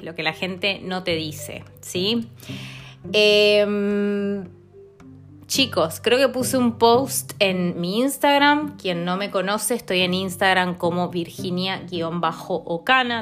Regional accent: Mendoza, Argentina; moved away as an adult; now in London, United Kingdom; Soy de Mendoza, de Argentina

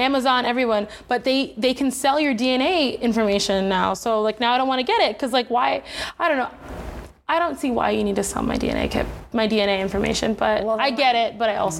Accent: Palm Beach, Florida, United States; I also identify as like Southern, like I'm Southern Florida, like I'm from South Florida, but like I grew up in Palm Beach. It's a little different from like Miami.

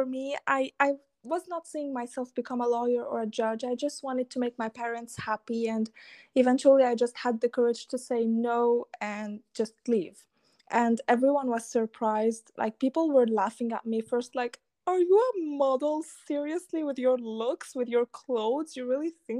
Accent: Lebanon; I am a Lebanese girl. So I come from the Middle East, and I have been raised in a like very conservative, family-oriented background

